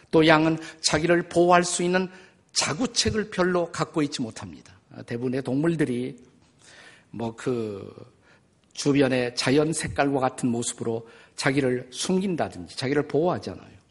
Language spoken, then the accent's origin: Korean; Suwon, Gyeonggi Province, South Korea; 저는 목장에서 태어났어요. 진짜입니다. 목장에서 태어났습니다. 여기서 멀지 않은 수원의 어, 교회 오목천이란데 나가면 지금도 그 화성 축산기술연구소라는 장소가 있습니다. 그것이 옛날에는 화산 목장이었어요. 아버님이 거기에 수의사셨고 제가 거기서 태어났습니다.